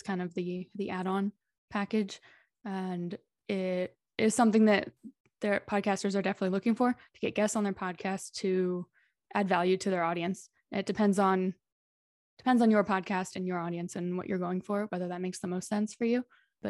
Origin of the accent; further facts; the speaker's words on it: Dallas, Texas, United States; moved away as an adult; also born or lived in Philadelphia / Los Angeles; now in Madrid, Spain; I'm originally from Dallas, Texas, but I've lived in a few places since then. I lived in Philadelphia and LA for about 8 years between the two, working as a nurse. And then I quit and moved to Spain to teach English.